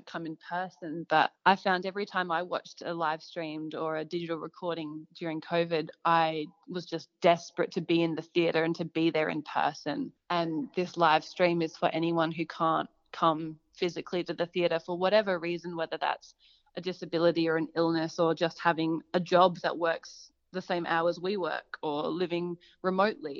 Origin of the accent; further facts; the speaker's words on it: Hallett Cove, South Australia, Australia; I grew up in Hallett Cove alongside the beach